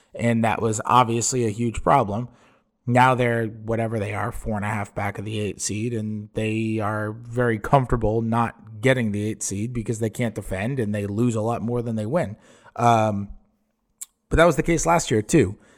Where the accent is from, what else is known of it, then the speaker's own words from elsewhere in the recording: New York, United States; growing up in New York